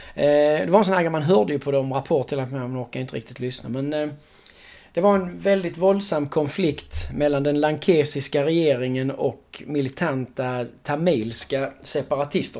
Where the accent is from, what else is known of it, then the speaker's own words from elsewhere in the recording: Sweden; som svensk